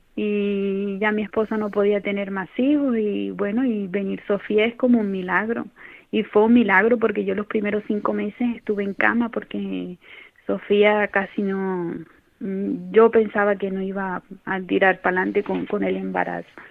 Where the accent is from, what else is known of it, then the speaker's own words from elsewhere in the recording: Colombia; moved away as an adult; also born or lived in Ecuador; now in Cáceres, Spain; Somos natural de, de Colombia, yo migré, eh, bueno, migramos a, Colombia, a Ecuador, vivimos en Ecuador eh, más o menos entre 8 o 10 años